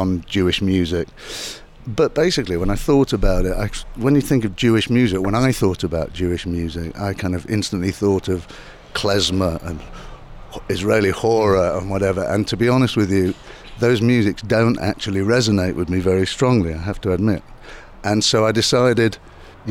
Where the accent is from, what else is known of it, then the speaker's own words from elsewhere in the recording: Manchester, North West England, United Kingdom; I come from Manchester and still live in Manchester.